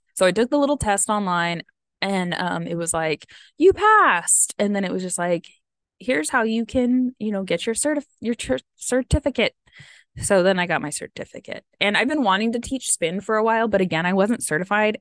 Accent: United States; I am American

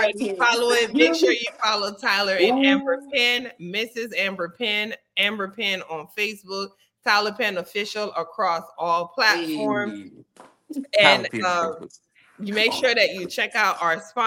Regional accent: U.S. Virgin Islands; I'm from St. Croix

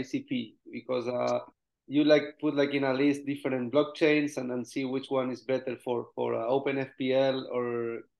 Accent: Spain; I'm from Spain

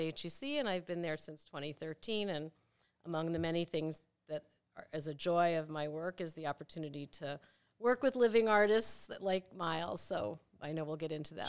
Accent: Maplewood, New Jersey, United States; moved away as an adult; also born or lived in Rochester, New York; now in Cincinnati, United States; I grew up in Maplewood, New Jersey

